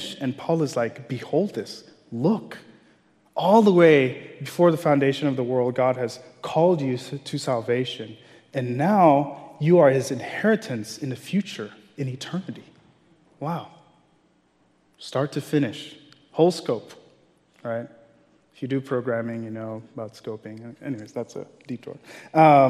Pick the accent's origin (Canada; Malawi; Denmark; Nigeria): Nigeria; moved away; Growing up in Nigeria, many of us are Christians, but we're very superstitious